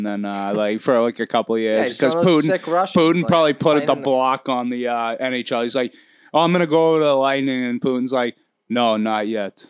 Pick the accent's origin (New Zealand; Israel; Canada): Canada; You're from the United States. I'm from Canada.